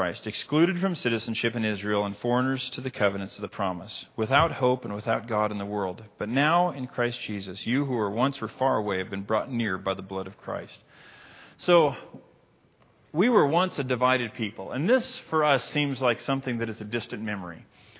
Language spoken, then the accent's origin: English; Libya; I said, fellas, no, I'm from Libya. I can't rock mint green.